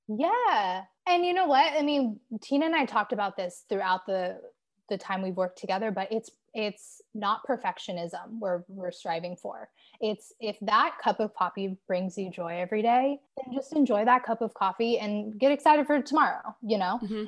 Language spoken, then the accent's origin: English; Southern California, United States; moved away as an adult; now in New York City, United States; I was born and raised in Southern California